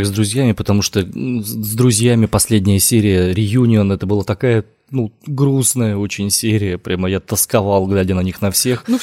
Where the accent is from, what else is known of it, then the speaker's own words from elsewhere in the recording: Omsk, Omsk Oblast, Russia; из Омска.